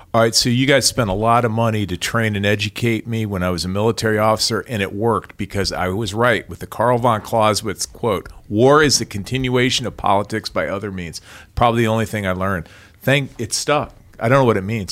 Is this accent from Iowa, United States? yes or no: yes; Iowa, United States; moved away; I'm a kid from Iowa